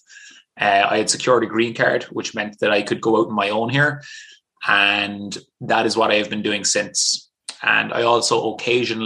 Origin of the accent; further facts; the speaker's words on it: Ireland; played kind of all the sports that were available in Ireland growing up